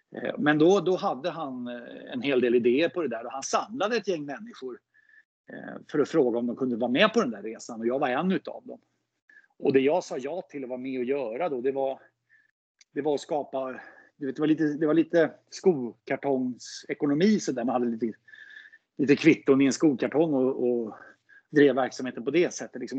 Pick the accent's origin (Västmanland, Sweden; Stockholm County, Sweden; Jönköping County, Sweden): Stockholm County, Sweden; Solna; moved away as an adult; now in Gustavsberg, Sweden; jag är född och uppvuxen i Solna.